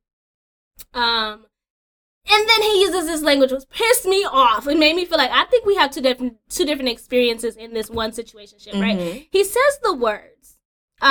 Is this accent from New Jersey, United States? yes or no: no; California, United States; moved away as an adult; now in Georgia, United States; moving out here to Georgia, I'm originally from California